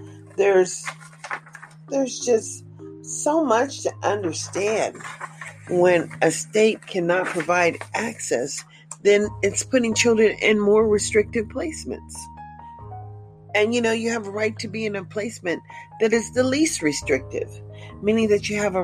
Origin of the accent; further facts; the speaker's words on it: United States; As an American living in America